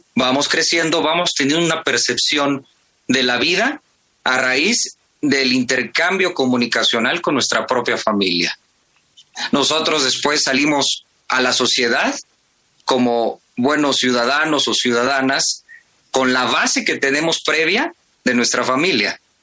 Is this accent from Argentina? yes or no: no; Mexico; como buenos mexicanos y mexicanas, como buenos universitarios y universitarias